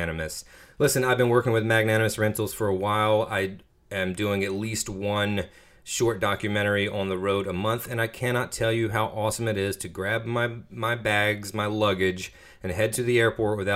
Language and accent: English; Washington, North Carolina, United States; now in Durham, United States; my friends back home in Little Washington, my hometown, and surrounding areas